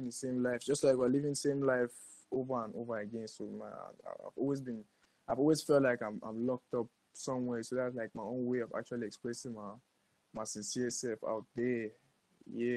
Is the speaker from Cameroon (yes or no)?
yes; Cameroon; I'm born, raised African, and I'm Cameroonian. So that's what's up. I'm from Cameroon.